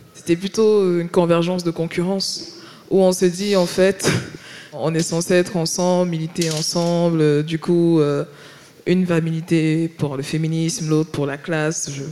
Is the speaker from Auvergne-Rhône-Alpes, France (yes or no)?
no; Paris, Île-de-France, France; moved away as an adult; now in Marseille, France; je viens de Paris